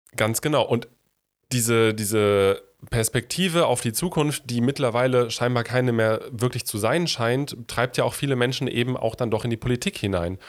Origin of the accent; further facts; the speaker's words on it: North Rhine-Westphalia, Germany; komme ich ja aus dem Rheinland und bin mit den, also mit der Realität der Tagebaus dort groß geworden.